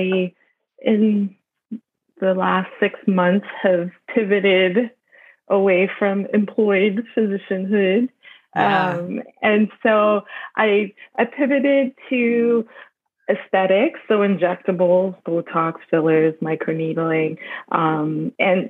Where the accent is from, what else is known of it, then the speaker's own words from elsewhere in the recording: Trinidad & Tobago; moved away; I grew up in Trinidad in the Caribbean